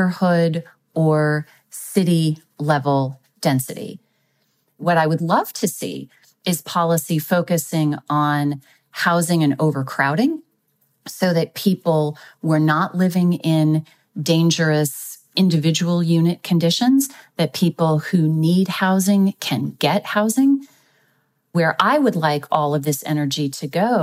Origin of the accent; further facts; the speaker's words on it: Texas, United States; my home state of Texas